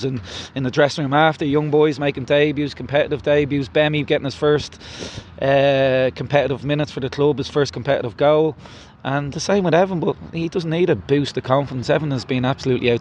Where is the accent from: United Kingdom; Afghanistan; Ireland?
Ireland; We're Irish.